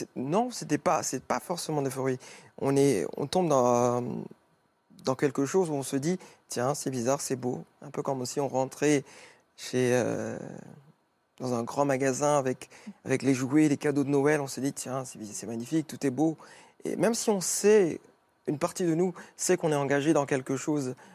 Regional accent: Mauritius; moved away; je suis mauricien, d'origine mauricienne

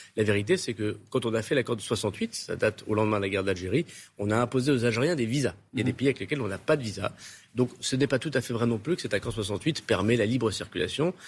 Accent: Tourcoing, Hauts-de-France, France; les gens de chez moi à Tourcoing

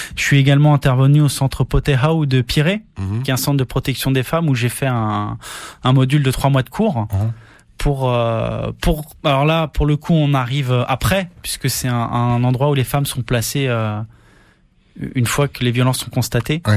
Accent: France; moved away as an adult; now in Tahiti, French Polynesia; là d'où je viens en métropole

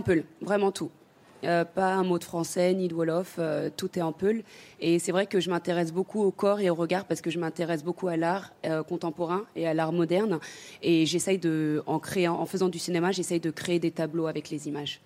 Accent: France; also born or lived in Senegal; je suis quand même sénégalaise

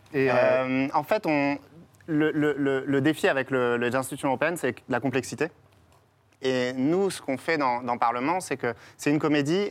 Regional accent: Strasbourg, Grand Est, France; j'ai grandi à Strasbourg, donc pas loin du, siège

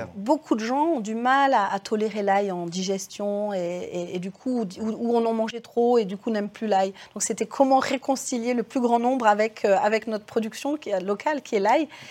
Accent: Cré, Auvergne-Rhône-Alpes, France; je suis née à Cré. J'étais bah, d'une famille d'agriculteurs de par mon papa

